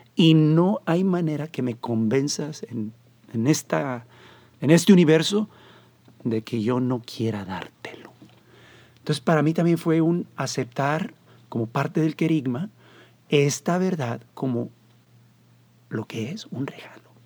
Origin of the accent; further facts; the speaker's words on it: Monterrey, Nuevo León, Mexico; moved away; also born or lived in Mexico City / United States / Costa Rica; Soy Montano. Nací aquí, aunque todo el mundo cree que soy chilango porque viví 10 años en el Distrito Federal